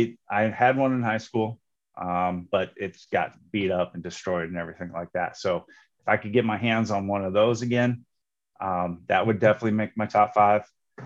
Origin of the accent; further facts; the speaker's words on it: Western Iowa, United States; So I'm from Western Iowa.